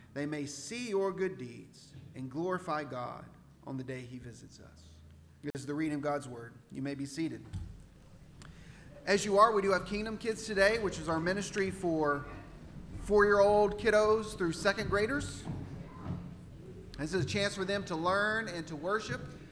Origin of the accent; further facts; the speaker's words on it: Central Texas, United States; accent: Texan; moved away as an adult; also born or lived in Oregon; I'm from Texas, Central Texas.